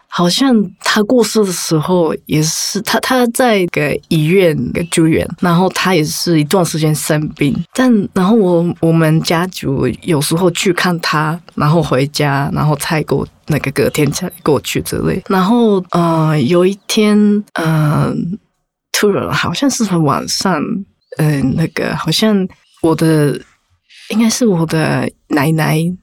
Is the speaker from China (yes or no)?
no; Japan; Chinese is a second language; 我家族是，我是在，在 日本出生的